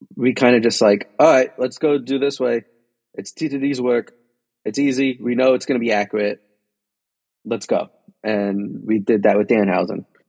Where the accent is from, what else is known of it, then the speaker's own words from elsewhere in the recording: Union City, New Jersey, United States; I'm a kid from Union City, New Jersey.